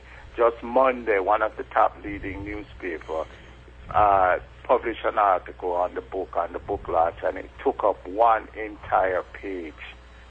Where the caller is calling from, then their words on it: Kingston, Jamaica; I'm calling from Jamaica right now, Kingston, Jamaica.